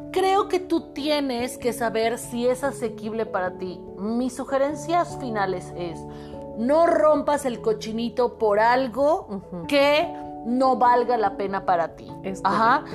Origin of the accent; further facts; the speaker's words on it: Mexico; yo soy psicóloga mexicana